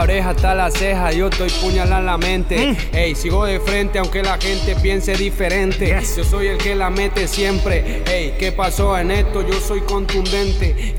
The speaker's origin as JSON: {"language": "Spanish", "region": "Bogotá", "country": "Colombia", "tie": "born or raised there", "also_born_or_lived": "Medellín / Manizales", "moved": "yes", "said": "cuando yo llegué a Medellín, yo, nací en Bogotá"}